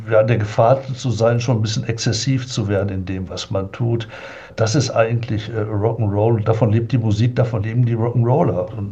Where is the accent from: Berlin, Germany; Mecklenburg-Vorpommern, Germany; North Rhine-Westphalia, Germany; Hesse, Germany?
North Rhine-Westphalia, Germany; Oberhausen; in Oberhausen, bin ich aufgewachsen im Ruhrgebiet